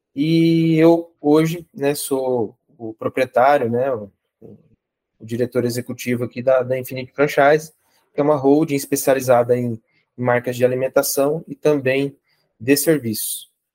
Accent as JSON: {"language": "Portuguese", "area": "Araguaia", "region": "Mato Grosso", "country": "Brazil", "also_born_or_lived": "São José do Rio Preto", "moved": "yes", "said": "Eu sou de Araguaia, no Mato Grosso"}